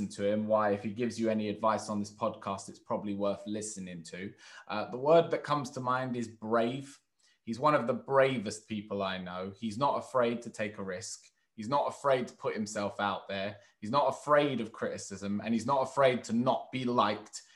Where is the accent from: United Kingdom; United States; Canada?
United Kingdom; London; I'm very much in London, where it's very diverse where I am. Like my school that I went to, I was the odd one out as the white guy. So it was, I was raised in actually a more black community in terms of my local area. My family's Turkish